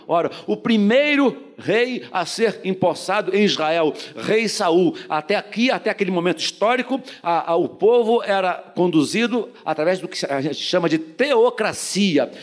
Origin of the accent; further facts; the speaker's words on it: Brazil; Nascido e criado no Jardim Metrópolis